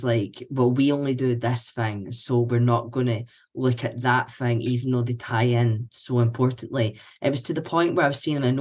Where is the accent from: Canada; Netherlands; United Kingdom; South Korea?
United Kingdom; Scotland; I'm a white man. I'm Scottish